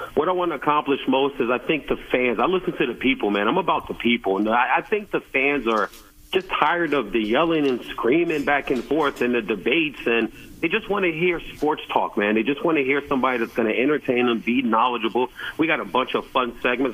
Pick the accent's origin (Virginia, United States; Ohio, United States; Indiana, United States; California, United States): Virginia, United States; Woodbridge; moved away; I originally grew up in the DMV area